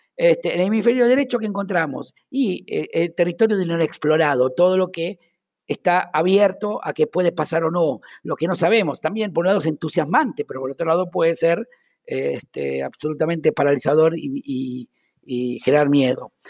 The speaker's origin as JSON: {"language": "Spanish", "country": "Argentina", "accent": "Argentine"}